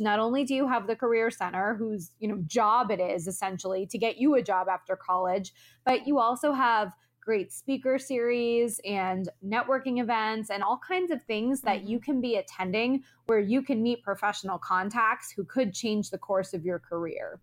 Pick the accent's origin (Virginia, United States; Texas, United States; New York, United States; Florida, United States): Florida, United States; moved away as an adult; also born or lived in Orlando, Florida; now in Los Angeles, United States; I'm originally from Florida. I immediately after graduation moved across the country to Los Angeles, where I live today.